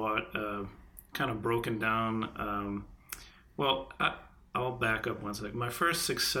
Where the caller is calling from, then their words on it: Connecticut, United States; I am in the New England area. I'm calling in from Connecticut.